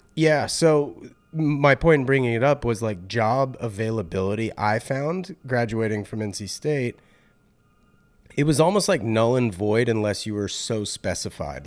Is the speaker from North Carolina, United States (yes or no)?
yes; North Carolina, United States; moved away as an adult; also born or lived in Raleigh; now in California, United States; I was born and raised in North